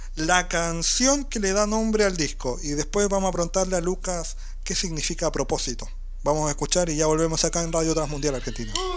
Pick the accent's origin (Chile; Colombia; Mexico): Chile; southern Chile; nosotros somos del sur de Chile